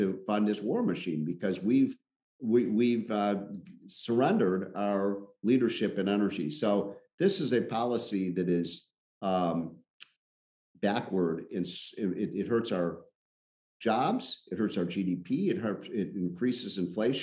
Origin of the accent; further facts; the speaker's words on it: Chicago, Illinois, United States; I'm from Chicago